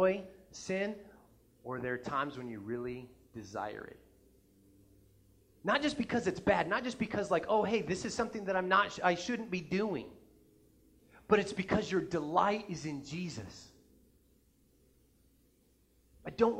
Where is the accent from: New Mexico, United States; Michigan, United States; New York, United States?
New Mexico, United States; now in Nebraska, United States; I'm from New Mexico originally, but before I moved to Nebraska